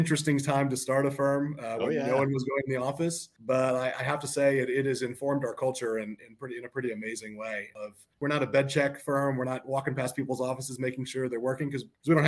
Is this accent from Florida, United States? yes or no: yes; Panama City, Florida, United States; now in Atlanta, United States; I grew up in Panama City, Florida